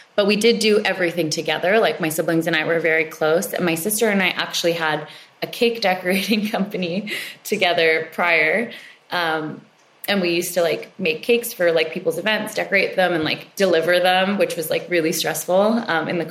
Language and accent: English; Canada; I grew up in Canada. I'm second generation.